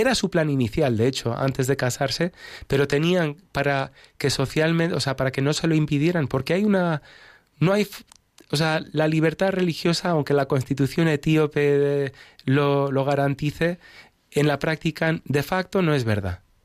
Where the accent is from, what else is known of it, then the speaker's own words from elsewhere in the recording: Spain; moved away as an adult; also born or lived in United States; nací en Estados Unidos, pero me crié en España, me siento, me considero español